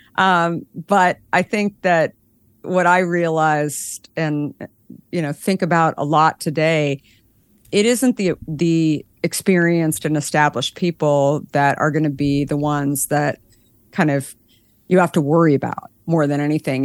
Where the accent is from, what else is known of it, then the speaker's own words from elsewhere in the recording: Scottsdale, Arizona, United States; I grew up in Arizona in Scottsdale